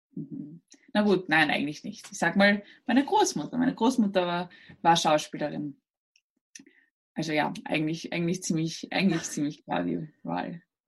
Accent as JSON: {"language": "German", "region": "Burgenland", "country": "Austria", "tie": "born or raised there", "said": "Ich bin äh, aus Österreich und zwar aus dem Burgenland"}